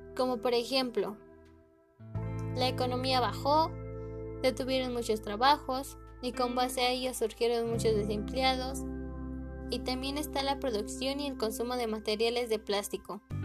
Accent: Mexico City, Mexico; soy de la Ciudad de México

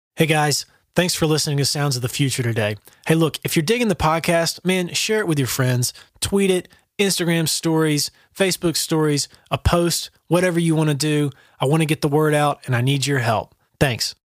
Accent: the South, United States; I'm from the South

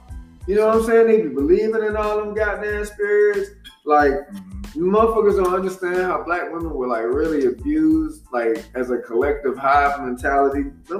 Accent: the South, United States; Like, growing up in the South, man, there was a shitload of girls that was molested, abused, all kinds of shit, man.

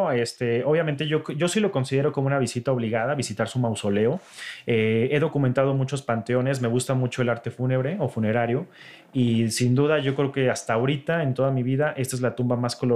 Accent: Mexico; de lo más bonito que tenemos como mexicanos

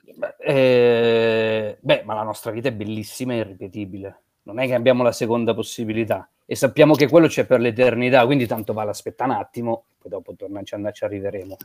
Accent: Como, Lombardy, Italy; io sono originario di Como

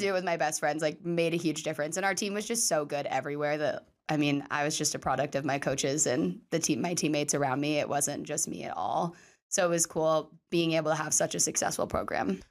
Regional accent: Sumner, Washington, United States; born or raised there

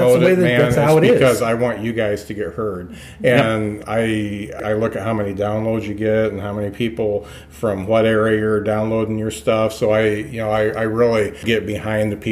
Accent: Lakeville, Indiana, United States; I was in the Midwest. I grew up in Lakeville.

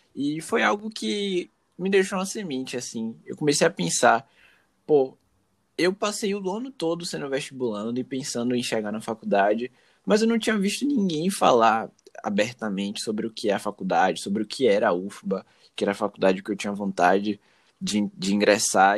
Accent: Salvador, Bahia, Brazil; sou soteropolitano

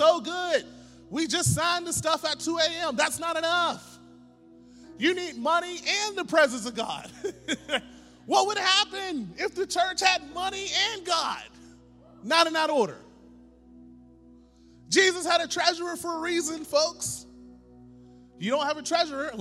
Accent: Pittsburgh, Pennsylvania, United States; I'm from Pittsburgh

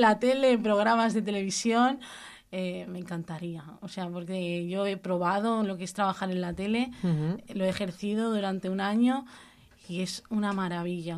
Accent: Cubelles, Catalonia, Spain; also born or lived in Badalona; vine al pueblo con 10 añitos, cosas así, que mis padres se mudaron a Cubellas

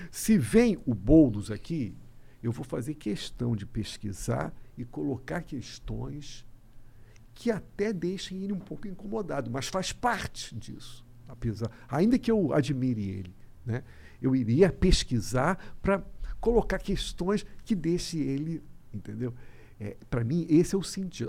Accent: Rio de Janeiro, Brazil; eu sou carioca

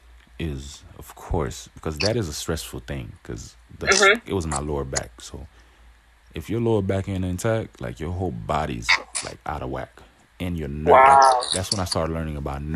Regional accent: Haiti; now in United States; I was raised in Haiti a little bit

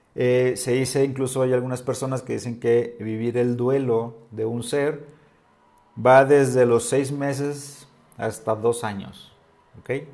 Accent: northern Mexico, Mexico; now in Oaxaca, Mexico; yo que vengo del norte

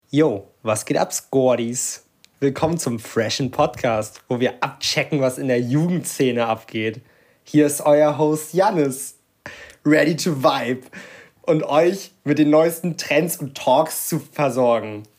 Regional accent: Lübeck, Schleswig-Holstein, Germany; ich komme halt wirklich aus Lübeck

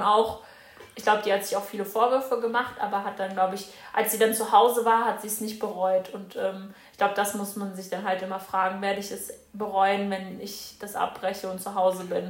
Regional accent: Germany; bei uns in Deutschland

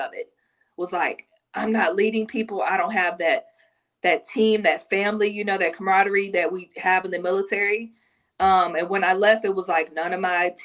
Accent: Garland, Texas, United States; I'm from Garland. So a little bit outside of Dallas.

